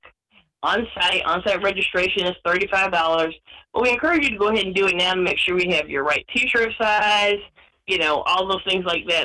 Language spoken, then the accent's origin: English; Atlanta, Georgia, United States; I'm from Atlanta, born at St. Joseph's Hospital